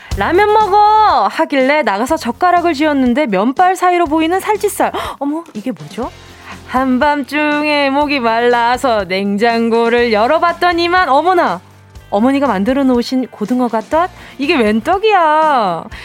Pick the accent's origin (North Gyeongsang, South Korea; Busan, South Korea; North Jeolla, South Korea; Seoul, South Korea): Busan, South Korea; 저도 저 완전 경상도